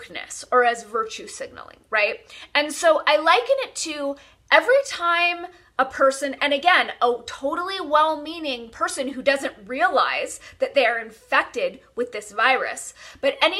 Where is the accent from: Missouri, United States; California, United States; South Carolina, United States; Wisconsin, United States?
California, United States; I'm born and raised in California